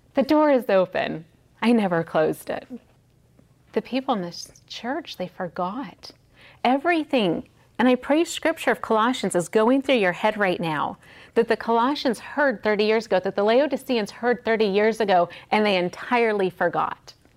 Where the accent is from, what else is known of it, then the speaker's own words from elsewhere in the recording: Las Vegas, Nevada, United States; in Las Vegas, which is my hometown